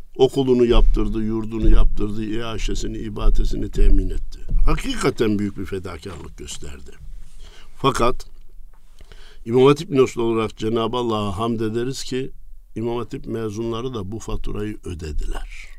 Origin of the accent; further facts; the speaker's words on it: Kayseri, Kayseri Province, Turkey; moved away; Erkilet nahiyemiz var. Kayseri'ye önce 10 kilometreydi arada şimdi 3-4 kilometre kaldı. Birleşti artık. Birleşti, merkeze bağlandı. Orada doğdum. İlkokulu orada bitirdim.